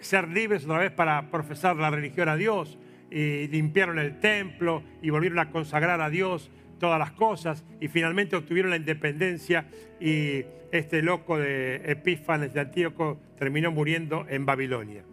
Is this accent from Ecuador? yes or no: no; Argentina; Argentina mi país